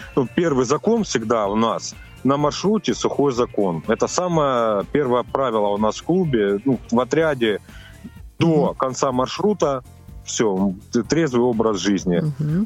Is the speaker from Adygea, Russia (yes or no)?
yes; Adygea, Russia; я родился в Адыге, в семье, ну, как бы, ну, сейчас мы будем говорить о туризме, в семье туристов.